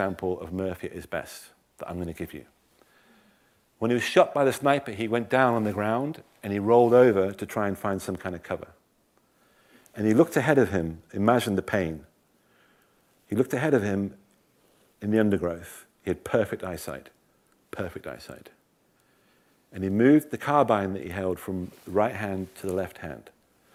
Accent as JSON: {"language": "English", "region": "England", "country": "United Kingdom", "said": "I'm an Englishman"}